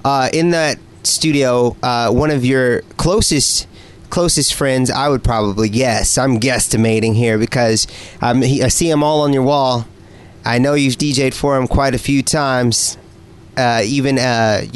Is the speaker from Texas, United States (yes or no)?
no; Indiana, United States; moved away as an adult; now in San Diego, United States; I'm from Indiana